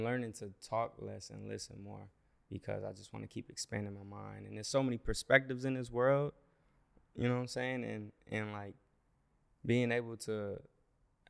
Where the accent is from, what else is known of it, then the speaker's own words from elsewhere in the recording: Minneapolis, Minnesota, United States; moved away as an adult; now in Los Angeles, United States; I'm from Minneapolis, Minnesota